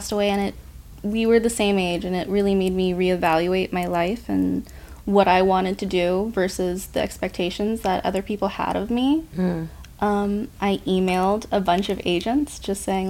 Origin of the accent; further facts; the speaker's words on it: Pacific Northwest, United States; moved away as an adult; now in Los Angeles, United States; I'm from the Pacific Northwest